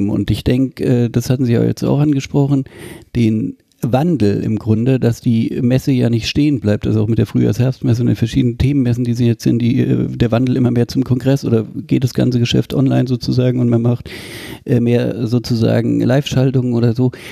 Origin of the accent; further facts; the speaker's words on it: Leipzig, Saxony, Germany; Bei uns in Leipzig